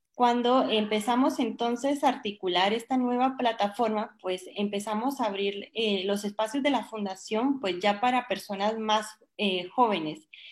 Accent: Guatemala; yo soy chapina, yo soy chapina

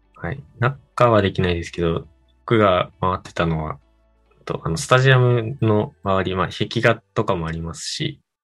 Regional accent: Japan

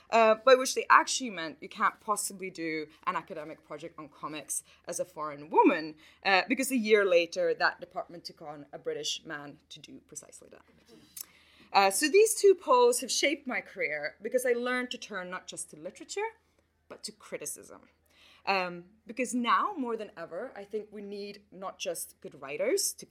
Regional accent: Finland; first language Swedish; English is a second language; And my personal route to this kind of work starts in Finland, which is my home country. I grew up there in a Swedish speaking family, which is a linguistic and an ethnic minority in an already small population of 5 million people.

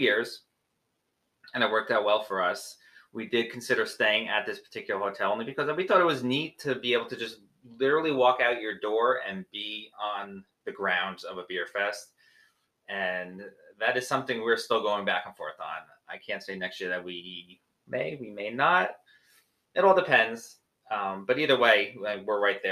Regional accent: New Jersey, United States; we're from New Jersey and we're minimum an hour and a half from New York

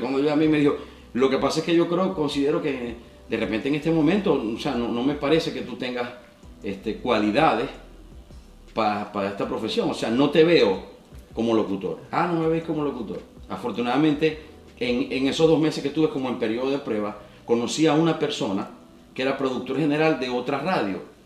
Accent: Maracaibo, Zulia, Venezuela; Nací en Maracaibo

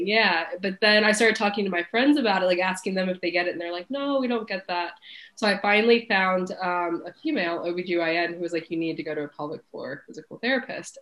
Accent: Cincinnati, Ohio, United States; I'm originally from Cincinnati

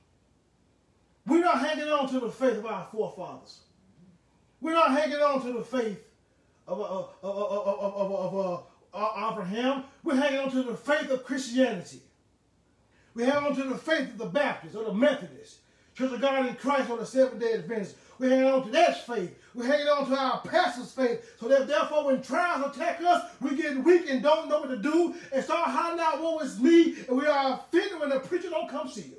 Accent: Huntsville, Alabama, United States; I was born in Huntsville, Alabama, in Huntsville Hospital

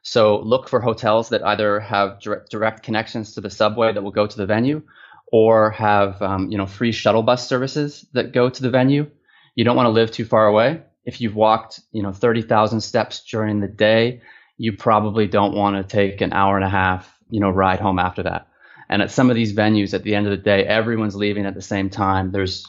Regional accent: Toronto, Ontario, Canada; now in China; That's right. Yeah. I'm from Toronto.

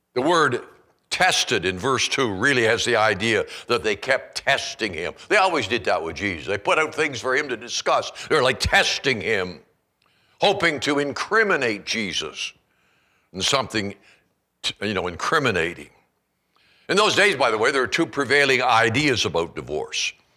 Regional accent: Canada; now in Kalispell, United States; I grew up in Canada

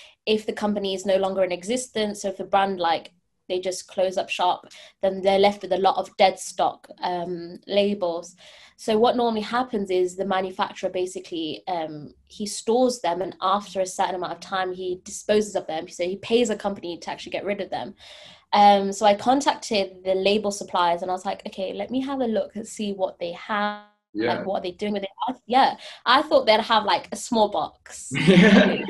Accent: Leicester, East Midlands, United Kingdom; I'm from Leicester, which is pretty much the head of fast fashion

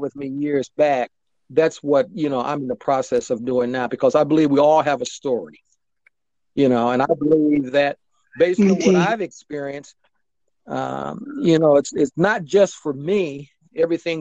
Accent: Akron, Ohio, United States; moved away; my hometown of Akron, Ohio

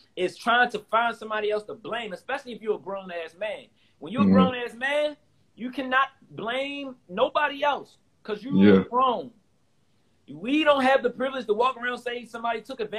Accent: Baltimore, Maryland, United States; I'm from South Baltimore

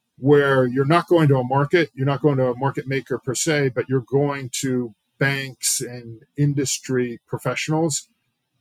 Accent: Pennsylvania, United States; I'm from Pennsylvania originally

